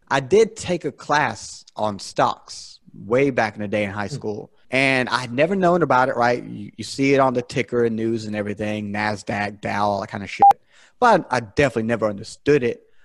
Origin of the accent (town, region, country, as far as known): South Carolina, United States; born or raised there